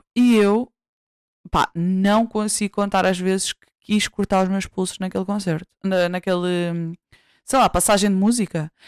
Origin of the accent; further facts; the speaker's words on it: Santarém District, Portugal; do meu distrito, de onde eu nasci